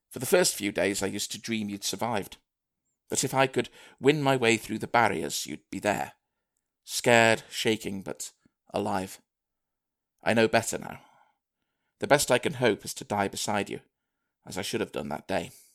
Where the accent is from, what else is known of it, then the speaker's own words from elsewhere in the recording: Manchester, North West England, United Kingdom; moved away as an adult; also born or lived in Liverpool; I'm from Manchester originally